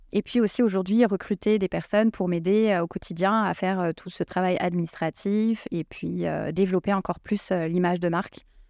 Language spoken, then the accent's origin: French; Seine-Saint-Denis, Île-de-France, France; là où j'ai grandi, dans le 93, il y avait une mixité sociale